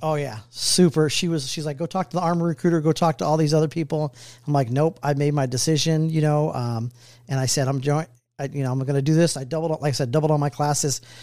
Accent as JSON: {"language": "English", "town": "Richmond", "region": "California", "country": "United States", "moved": "as an adult", "lives_now": "Kansas City, United States", "said": "originally from the Bay Area, Richmond, California."}